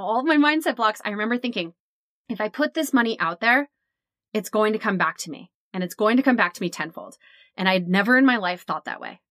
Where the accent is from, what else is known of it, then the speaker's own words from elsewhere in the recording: New Jersey, United States; we're from Jersey